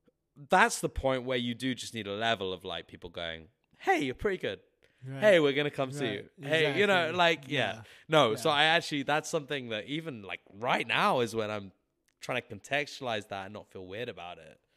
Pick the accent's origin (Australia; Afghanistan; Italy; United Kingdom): United Kingdom; England; now in Milwaukee, United States; Like, a lot of people, I'm English, why are you here? Because I'm trying to pursue music.